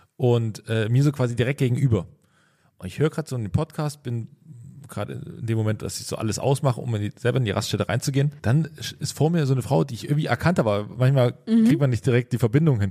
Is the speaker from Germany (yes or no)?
yes; East Germany, Germany; ich komme ja aus dem Osten